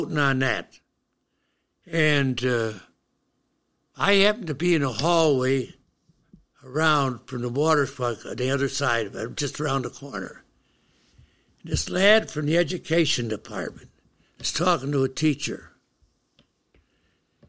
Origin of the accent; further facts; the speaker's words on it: Syracuse, New York, United States; I was born up in Syracuse